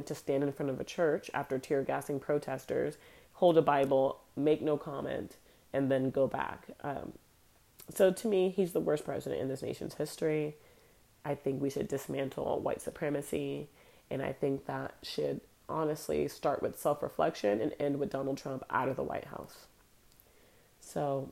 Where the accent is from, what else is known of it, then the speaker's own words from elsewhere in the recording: United States; I'm Black American